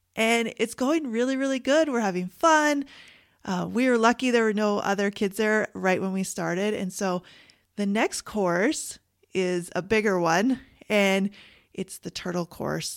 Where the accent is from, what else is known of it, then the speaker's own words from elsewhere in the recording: Canada; I'm Canadian